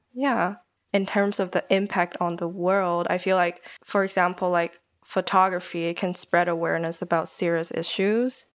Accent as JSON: {"language": "English", "country": "Taiwan", "tie": "born or raised there", "also_born_or_lived": "Germany", "moved": "as an adult", "lives_now": "United Kingdom", "said": "I'm Taiwanese. Um, I grew up in Taiwan most of my life, but studied in Germany for a bit and then came to the U K for uni"}